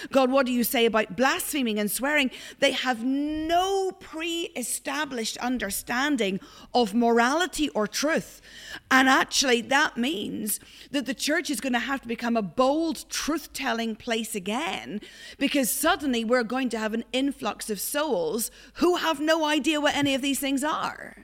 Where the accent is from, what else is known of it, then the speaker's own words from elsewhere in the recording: Ireland; now in Glasgow, United Kingdom; I'm Irish